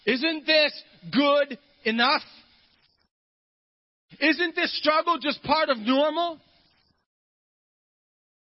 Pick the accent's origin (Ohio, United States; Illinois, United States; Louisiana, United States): Ohio, United States; I'm from Ohio